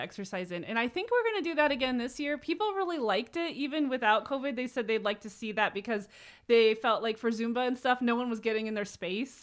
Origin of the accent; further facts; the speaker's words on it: Etna Green, Indiana, United States; now in South Bend, United States; I am from Etna Green